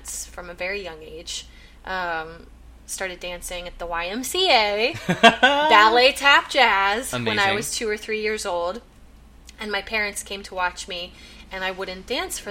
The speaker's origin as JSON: {"language": "English", "town": "St. Louis", "region": "Missouri", "country": "United States", "tie": "born or raised there", "said": "I grew up in St. Louis, Missouri, which is very, very rich in theater and dance"}